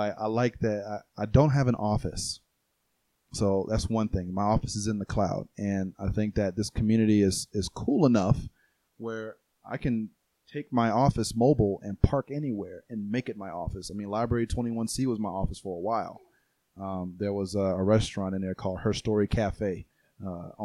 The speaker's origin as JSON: {"language": "English", "town": "Atlanta", "region": "Georgia", "country": "United States", "tie": "born or raised there", "also_born_or_lived": "Key West, Florida", "moved": "yes", "lives_now": "Colorado Springs, United States", "said": "I was born and raised in Atlanta"}